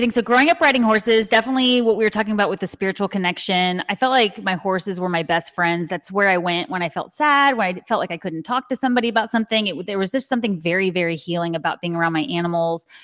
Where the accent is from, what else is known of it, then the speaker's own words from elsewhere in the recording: San Antonio, Texas, United States; Yes, and you know, and you some people ask me why I don't have more of a southern accent. I think you can hear it sometimes